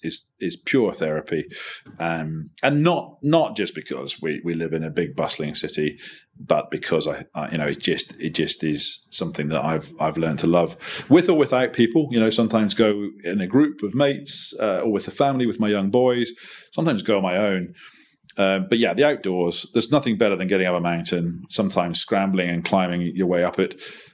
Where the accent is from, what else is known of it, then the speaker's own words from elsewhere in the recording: Highlands of Scotland, United Kingdom; now in London, United Kingdom; I grew up in the Highlands of Scotland, ironically, in some of the most least populated parts of Europe.